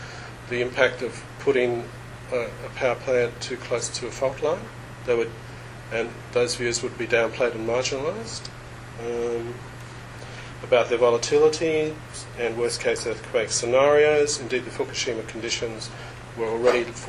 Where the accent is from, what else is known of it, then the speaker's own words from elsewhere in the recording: Australia; Being Australian